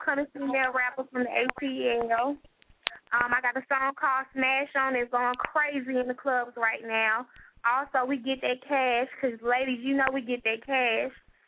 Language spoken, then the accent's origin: English; Los Angeles, California, United States; now in Georgia, United States; I'm originally from Los Angeles, California, but I reside in Georgia for over, I say, 10 years.